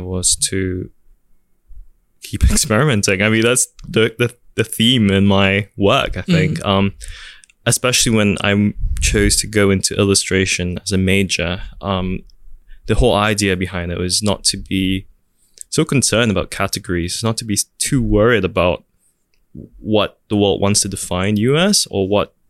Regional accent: Singapore; also born or lived in New York, United States; what I have and what I am as a Singaporean

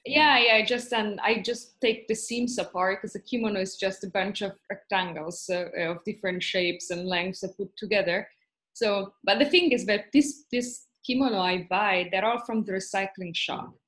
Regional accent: Italy; moved away as an adult; also born or lived in Trieste, Italy; now in Tokyo, Japan; I'm from Italy

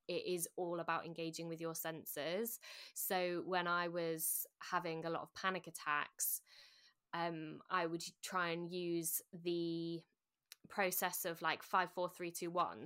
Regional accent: Sheffield, Yorkshire and the Humber, United Kingdom; also born or lived in London; I'm from Sheffield

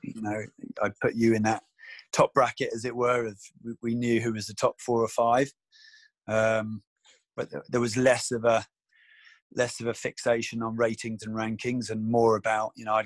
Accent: United Kingdom; I was from the East Coast

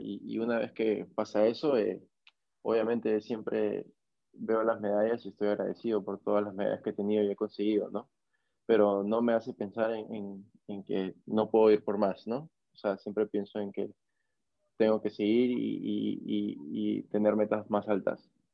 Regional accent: Máncora, Piura, Peru; also born or lived in Lima, Peru; no nací acá en Máncora, yo nací en Lima, en la capital de, Perú, pero mis papás ya vivían acá en Máncora, entonces a los pocos meses ellos eh, me trajeron para acá, me crié acá

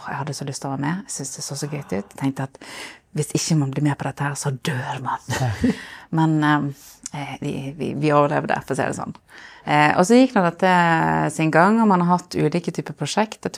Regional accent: Solund, Vestland, Norway; now in Bergen, Norway; Fra Solund, helt ytterst i Sogn.

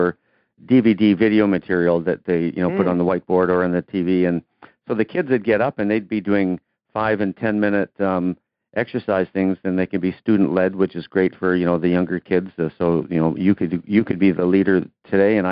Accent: Canada; I'm a Canadian kid. Played hockey

